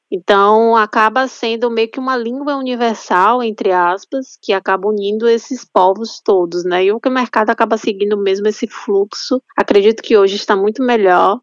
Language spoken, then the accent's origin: Portuguese; Salvador, Bahia, Brazil; eu sou de Salvador